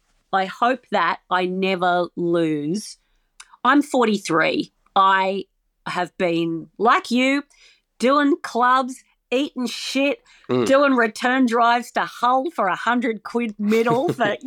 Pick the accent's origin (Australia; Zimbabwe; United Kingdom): Australia